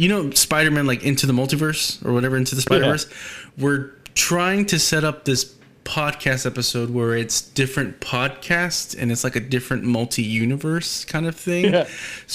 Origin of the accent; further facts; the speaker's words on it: Houston, Texas, United States; first language English; I'm from the North side of Houston.